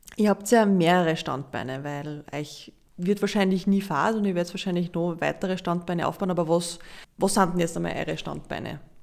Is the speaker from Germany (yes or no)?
no; Linz, Upper Austria, Austria; wo ich eigentlich her bin, ist das natürlich jetzt der Prader Weg, aber von Linz ist das ein, ein Hupfer.